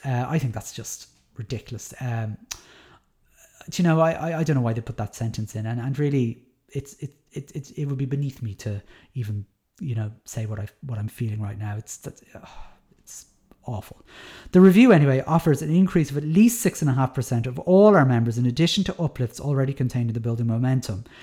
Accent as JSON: {"language": "English", "town": "Dublin", "region": "Leinster", "country": "Ireland", "moved": "yes", "said": "I'm from Dublin"}